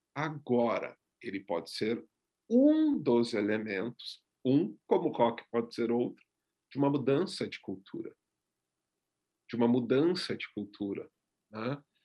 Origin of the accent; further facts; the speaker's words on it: Gaúcho, Rio Grande do Sul, Brazil; eu sou gaúcho